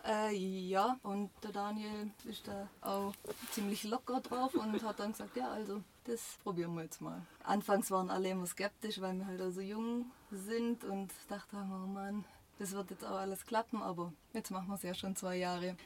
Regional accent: Schura, Baden-Württemberg, Germany; moved away as an adult; now in Gosheim, Germany; Ich komme ursprünglich aus Schura, aber das ist ja nicht weit weg von Gosheim.

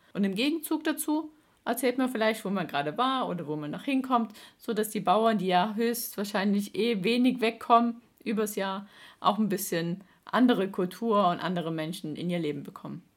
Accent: Baden-Württemberg, Germany; bei uns in Baden-Württemberg

